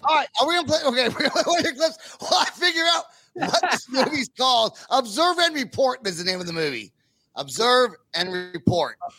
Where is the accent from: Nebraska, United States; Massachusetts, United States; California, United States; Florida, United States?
California, United States; Northern; now in Oklahoma, United States; I'm from California. I live in Oklahoma, but I am from, but I'm from Northern California